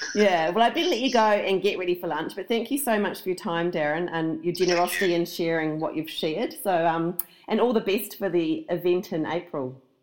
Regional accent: New Zealand; now in Australia; I do live here, but I'm a I'm a Kiwi originally

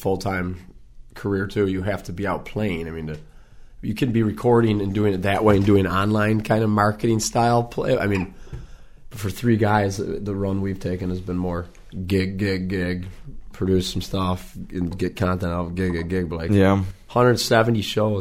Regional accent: Lakewood, New York, United States; I call that my hometown bar, hands down, in this area, because I'm a Lakewood boy

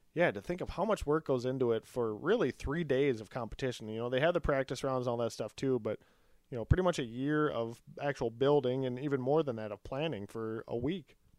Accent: Eden Prairie, Minnesota, United States; where Todd and I grew up in Eden Prairie

